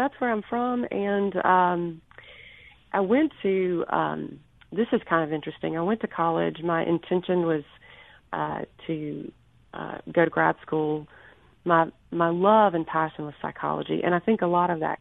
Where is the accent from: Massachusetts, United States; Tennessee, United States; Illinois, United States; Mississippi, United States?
Mississippi, United States; Pearl; now in Jackson, United States; Rankin County raised